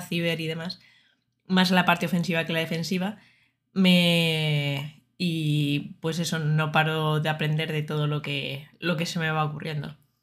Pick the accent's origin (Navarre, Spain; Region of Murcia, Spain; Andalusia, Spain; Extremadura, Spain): Region of Murcia, Spain; Murcia; moved away as an adult; now in Madrid, Spain; yo soy de Murcia, entonces, eh, aunque no se me note mucho en el acento